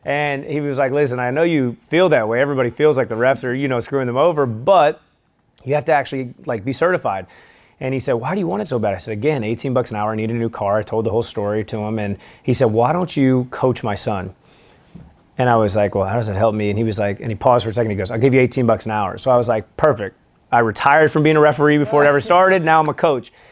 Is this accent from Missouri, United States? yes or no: yes; St. Louis, Missouri, United States; I'm from Saint Louis